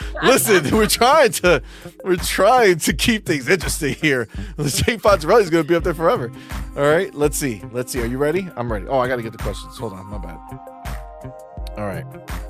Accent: New Jersey, United States; Fun fact: we're actually from New Jersey, but we migrated up here.

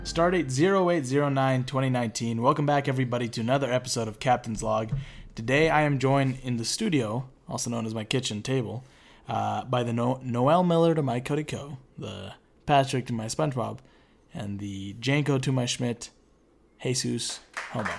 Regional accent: Jalisco, Mexico; So we're both from Jalisco, which is a state in Mexico.

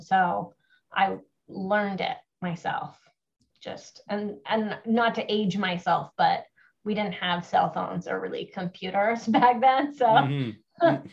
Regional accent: Kenora, Ontario, Canada; my hometown of Kenora, Ontario

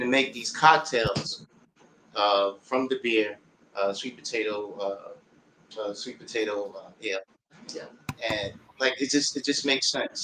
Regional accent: New York City, New York, United States; also born or lived in Harlem; I'm from Queens

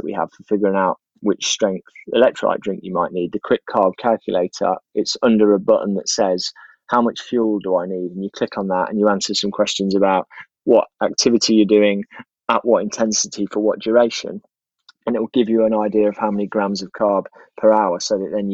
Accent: Leicester, East Midlands, United Kingdom; I grew up in Leicester

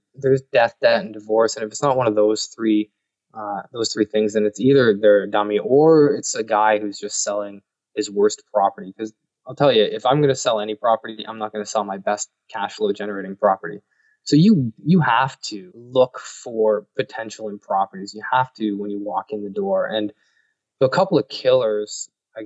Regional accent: Canada; I'm Canadian

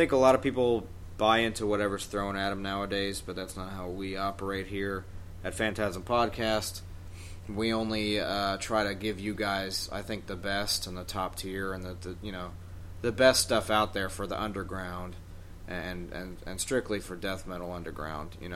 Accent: New York, United States; I'm fucking New Yorker

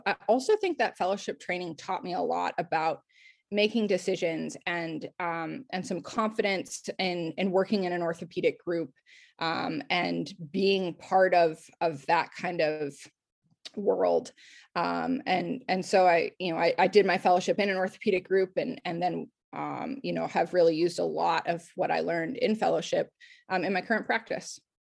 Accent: Circle Pines, Minnesota, United States; moved away as an adult; also born or lived in Portland / New Jersey; I'm from Circle Pines, Minnesota, which is a northern suburb of the Twin Cities.

